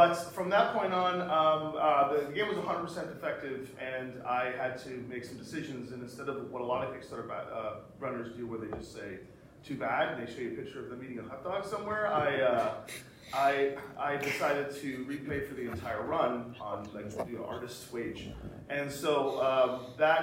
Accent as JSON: {"language": "English", "country": "Canada", "said": "we're Canadian"}